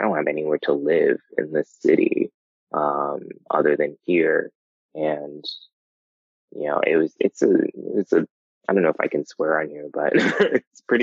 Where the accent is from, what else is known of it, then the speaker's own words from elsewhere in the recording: New Jersey, United States; also born or lived in North Carolina; now in New York, United States; growing up in New Jersey, like going to New York was just like going down the street